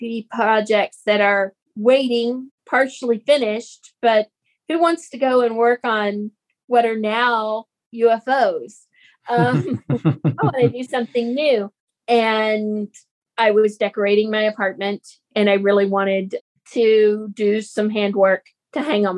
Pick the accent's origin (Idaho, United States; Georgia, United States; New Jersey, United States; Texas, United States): Texas, United States; we grew up here in Texas